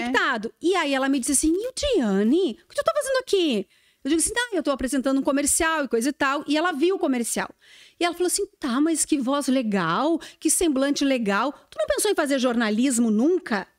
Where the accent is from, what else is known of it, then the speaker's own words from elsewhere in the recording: Santa Vitória do Palmar, Rio Grande do Sul, Brazil; moved away; eu sou gaúcha, eu sou de Santa Vitória do Palmar